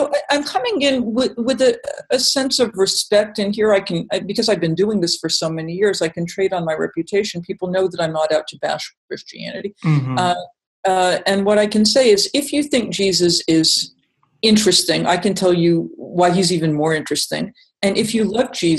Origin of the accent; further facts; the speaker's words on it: Massachusetts, United States; I'm from Massachusetts. I learned all about the Pilgrims